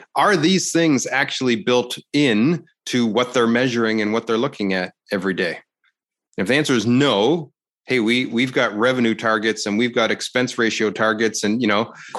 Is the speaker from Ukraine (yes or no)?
no; Canada; I'm Canadian, eh?